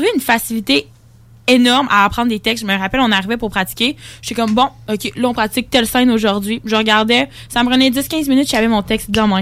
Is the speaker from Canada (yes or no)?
yes; La Pocatière, Quebec, Canada; je viens de l'Apocatière, dans le Bas-Saint-Laurent